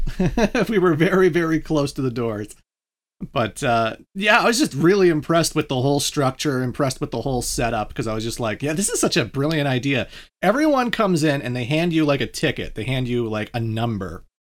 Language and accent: English; Canada; I'm not American, I'm Canadian